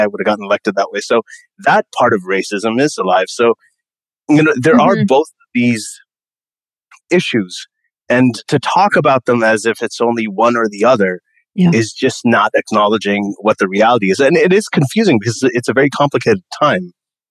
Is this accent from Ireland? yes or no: no; Saudi Arabia; I grew up in Saudi Arabia. I was in American school with people from like 80 different countries. So I grew up with lots and lots of different cultures and ideas and skin colors and everything.